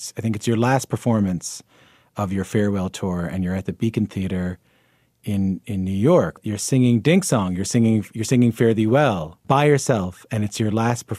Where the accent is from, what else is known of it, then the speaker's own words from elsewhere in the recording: St. John's, Newfoundland and Labrador, Canada; moved away; I got to talk to her from my hometown. I was in St. John's when we did that interview